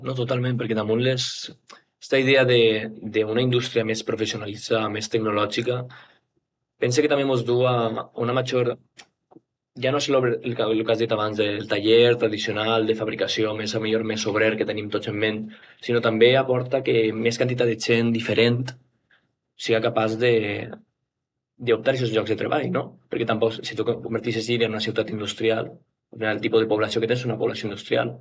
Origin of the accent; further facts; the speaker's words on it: Llíria, Valencian Community, Spain; som de Lleida, la capital de comarca